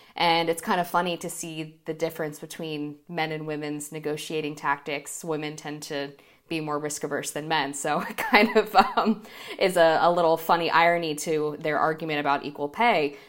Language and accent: English; United States